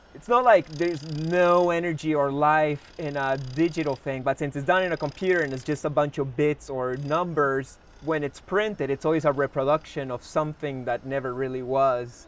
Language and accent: English; Lima, Peru; also born or lived in Canada; We're, we're both from Lima